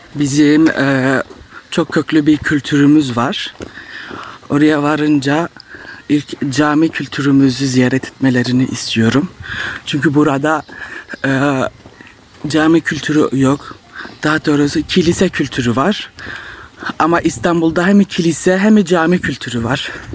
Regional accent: Strasbourg, Grand Est, France; Fransa'da yaşıyorum. Strasbourg şehrinde. Burada doğup büyüdüm

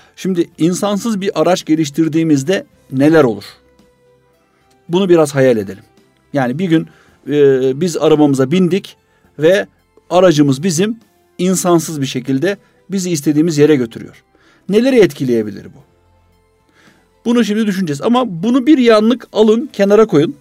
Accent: İzmit, Kocaeli, Turkey; ben İzmitliyim

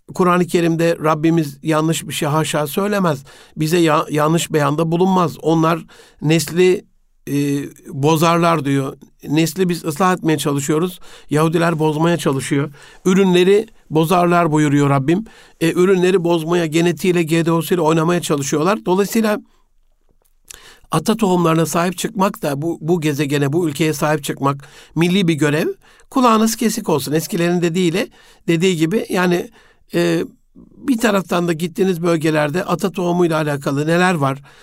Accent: Osmaniye, Turkey; bir evde büyüdüm e, Osmaniye'de.

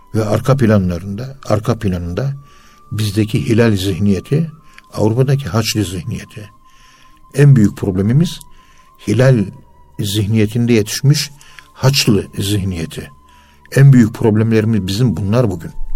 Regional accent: Turkey; Biz Müslümanız. Biz Türküz

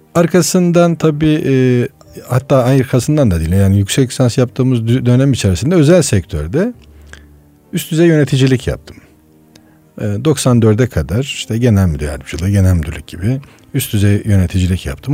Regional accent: Of, Trabzon, Turkey; moved away; also born or lived in Istanbul; Trabzon Uf doğumluyum.

